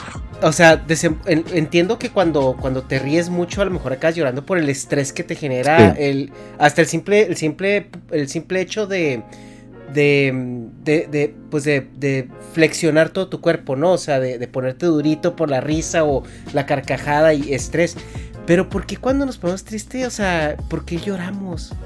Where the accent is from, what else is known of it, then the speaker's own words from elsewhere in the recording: Mexico; moved away; yo siendo mexicano, cada vez que regreso a mi México